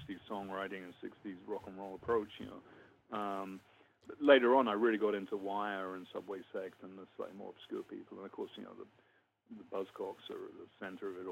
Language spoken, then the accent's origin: English; London, United Kingdom; moved away as an adult; also born or lived in Letchworth, Hertfordshire / Kentish Town, London; now in United States; I grew up in North London, Crouch End, Muscle Hill.